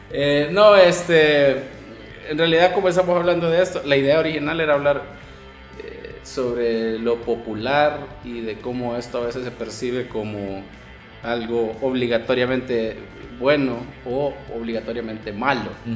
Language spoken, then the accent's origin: Spanish; El Salvador; los salvadoreños tenemos el albur de la paloma